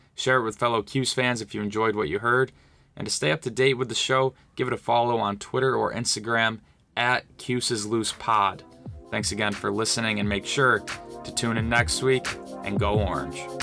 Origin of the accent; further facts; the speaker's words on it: Oswego, New York, United States; born and raised in Oswego, New York